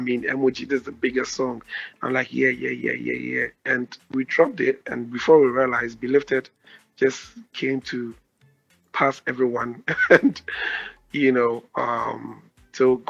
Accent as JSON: {"language": "English", "region": "Ashanti", "country": "Ghana", "moved": "yes", "lives_now": "Accra, Ghana", "said": "I'm from the Ashanti region."}